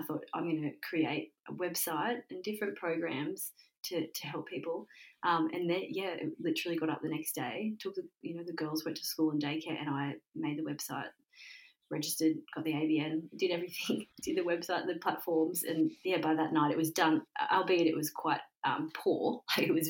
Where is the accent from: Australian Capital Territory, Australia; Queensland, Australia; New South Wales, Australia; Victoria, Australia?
New South Wales, Australia; Dunedoo; I grew up in a small country town called Dunedoo in central west New South Wales, so not far from Dubbo